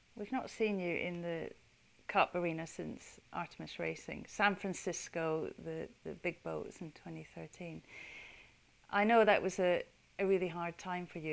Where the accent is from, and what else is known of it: United Kingdom